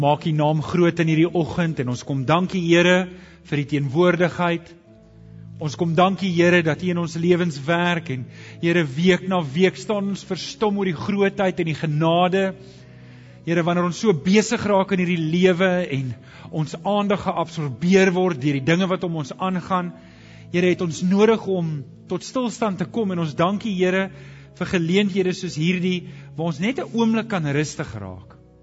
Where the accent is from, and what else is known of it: South Africa